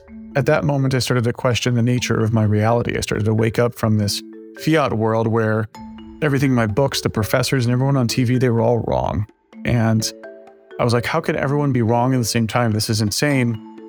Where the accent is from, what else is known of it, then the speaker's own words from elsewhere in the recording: Texas, United States; Yeah, so it's funny, I don't have a Texas accent, but I grew up in Texas.